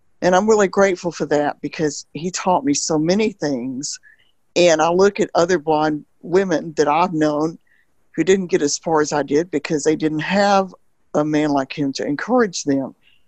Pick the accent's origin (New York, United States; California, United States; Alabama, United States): Alabama, United States; No, I'm from Alabama.